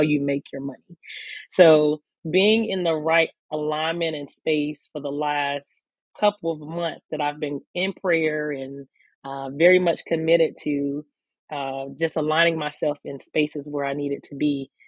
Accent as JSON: {"language": "English", "town": "Newberry", "region": "South Carolina", "country": "United States", "tie": "born or raised there", "moved": "as an adult", "lives_now": "Columbia, United States", "said": "I am from um, Newberry, South Carolina, which is a very small town in South Carolina. So, born and raised in the country as a country kid"}